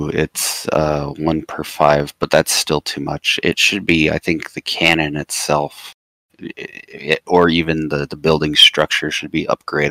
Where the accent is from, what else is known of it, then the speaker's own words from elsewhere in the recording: Arizona, United States; No, I'm from Arizona.